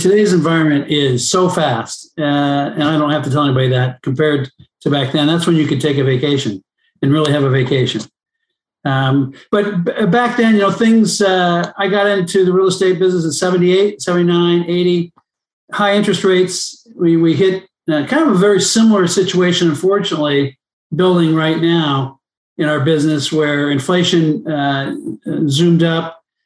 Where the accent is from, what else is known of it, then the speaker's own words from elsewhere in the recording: Los Angeles, California, United States; I grew up in Palisades